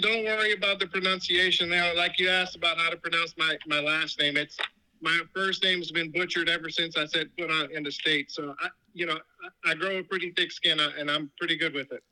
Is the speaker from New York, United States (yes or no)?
yes; New York, United States; I grew up in New York